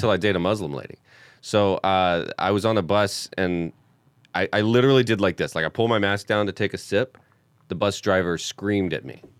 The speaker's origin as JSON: {"language": "English", "region": "the South", "country": "United States", "moved": "as an adult", "lives_now": "Los Angeles, United States", "said": "I was homeschooled and from the South"}